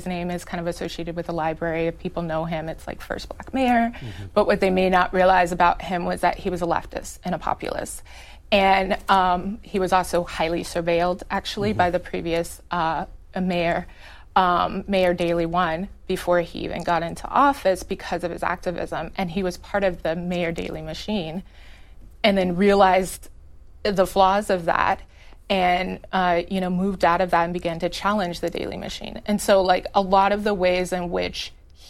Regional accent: Chicago, Illinois, United States; I grew up in Illinois. I'm from Chicago. My family is like multi-generational Chicagoans

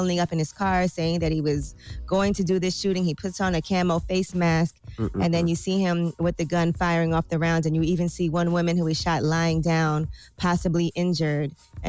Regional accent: Brooklyn, New York, United States; First of all, I'm from Flatbush in Brooklyn. And, you know, that's a black neighborhood. A lot of West Indians.

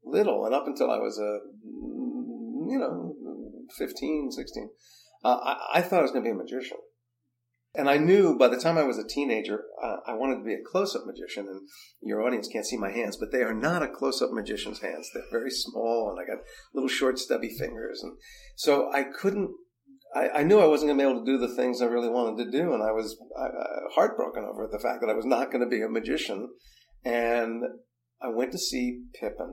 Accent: New Jersey, United States; I grew up in Jersey

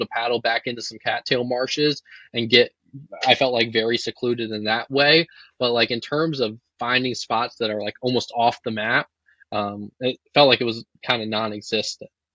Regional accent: Virginia, United States; moved away as an adult; now in North Dakota, United States; I'm from Virginia

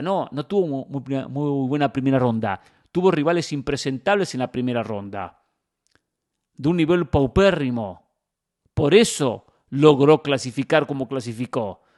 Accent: Mar del Plata, Buenos Aires Province, Argentina; moved away; cuando iba a Mar del Plata, que es mi ciudad natal

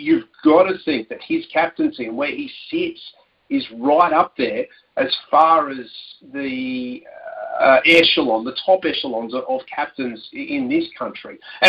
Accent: Australia

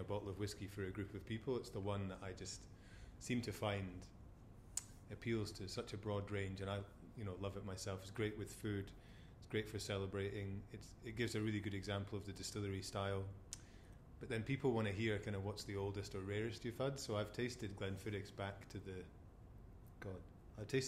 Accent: Forres, Scotland, United Kingdom; being Forrest born and bred

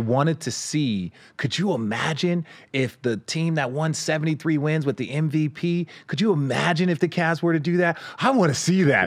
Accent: Los Angeles, California, United States; I was born here in Los Angeles

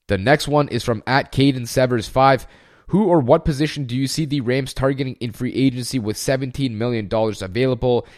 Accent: Canada; also born or lived in Germany; a fellow Canadian

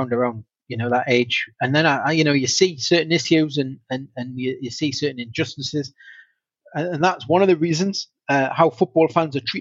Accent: Newcastle upon Tyne, North East England, United Kingdom; I was born in Newcastle, the privilege of that, and growing up, you know, born in the 80s in Newcastle

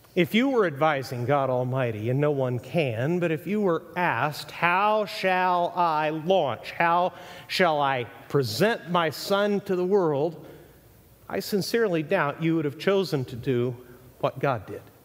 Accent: Mexico; also born or lived in Texas, United States; now in United States; I was raised in Mexico, born in Texas

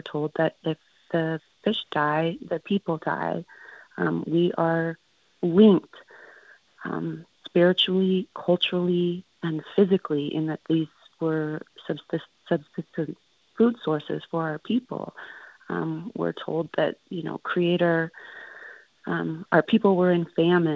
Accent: Klamath Basin, Oregon, United States; my community, my hometown, and my homelands

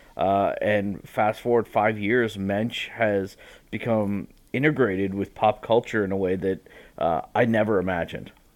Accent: Marblehead, Massachusetts, United States; moved away; from Marblehead, uh, went to, uh, Jewish element, uh, Jewish preschool. Then I went to Hebrew school back at Temple Bethel

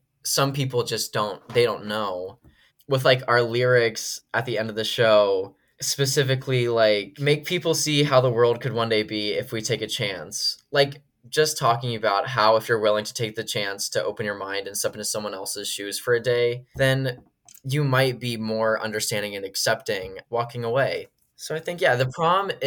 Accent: Washington, District of Columbia, United States; moved away; Washington, D.C., which is my hometown

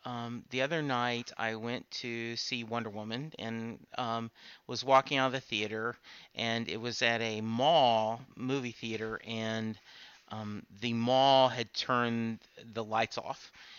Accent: Louisiana, United States; I grew up in Louisiana, and that's what my mom calls the electric bill.

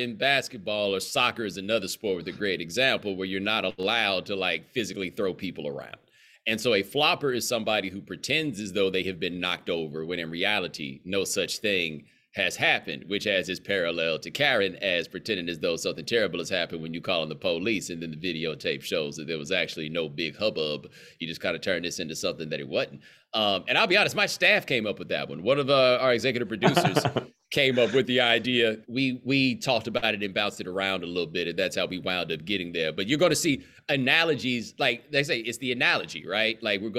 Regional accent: Houston, Texas, United States; moved away as an adult; also born or lived in Atlanta, Georgia / North Carolina; Well, I grew up in Houston. I was born in Atlanta. I went to college in Atlanta. My parents have lived in Atlanta for the last 25 years. So Atlanta is definitely a home, but I did from 7 to 17 in Houston

